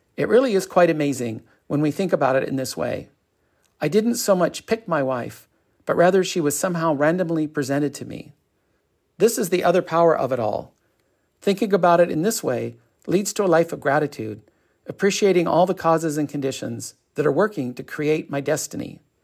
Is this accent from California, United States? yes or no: yes; Torrance, California, United States; also born or lived in Westchester, Los Angeles / Costa Mesa; I grew up in Westchester. Then we moved to Torrance when I was 10 years old.